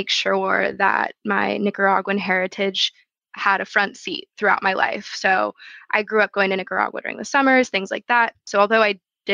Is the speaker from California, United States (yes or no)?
yes; Scotts Valley, California, United States; moved away as an adult; also born or lived in San Francisco / Los Angeles / Ecuador; now in New York, United States; I was born in San Francisco, but I usually tell people that I grew up in Santa Cruz, California, which is this smaller beach town that is more well known than the town that I actually grew up in. More specifically, it's called Scotts Valley